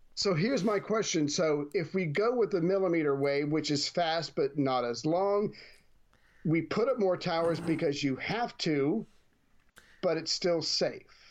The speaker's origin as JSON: {"language": "English", "country": "United States", "said": "as an American"}